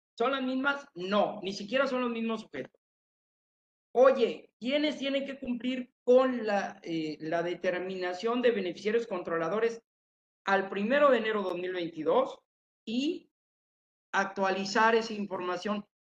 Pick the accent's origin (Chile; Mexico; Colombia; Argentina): Mexico; Tepatitlán, Jalisco; moved away; Llegué a mi tierra, Tepatitlán, Jalisco